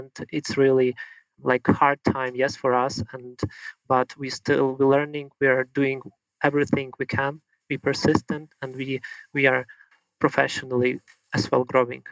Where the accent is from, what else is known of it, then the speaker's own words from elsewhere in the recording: Lviv, Lviv Oblast, Ukraine; I'm from Lviv